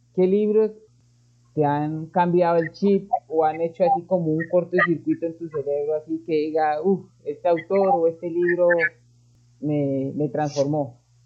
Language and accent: Spanish; Colombia; lo hablo aquí en mi país, que es Colombia